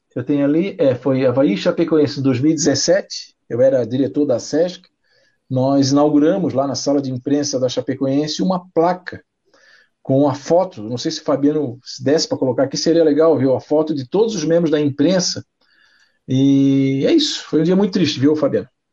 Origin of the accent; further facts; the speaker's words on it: Florianópolis, Santa Catarina, Brazil; meu pai, meu irmão são manezinho aqui de Cacupé, aqui, nós somos manezinho